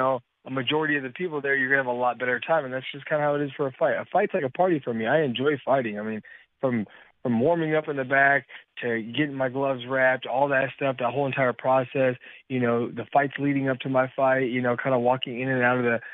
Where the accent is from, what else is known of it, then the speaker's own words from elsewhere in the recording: Yakima, Washington, United States; moved away; my hometown in Yakima